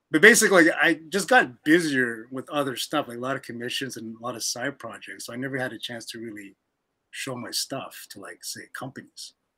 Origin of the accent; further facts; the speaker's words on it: Canada; I'm from Canada